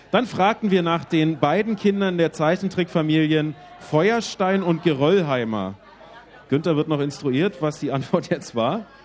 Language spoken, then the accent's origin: German; Austria; Ich komme aus Österreich.